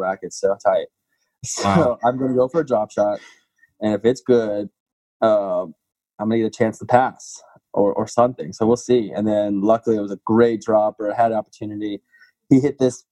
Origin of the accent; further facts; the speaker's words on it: Washington, District of Columbia, United States; my hometown tournament in D.C.